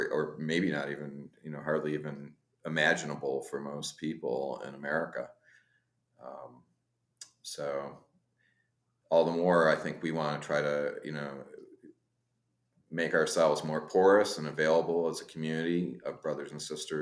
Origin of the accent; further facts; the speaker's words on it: upstate New York, United States; as an American kid growing up in upstate New York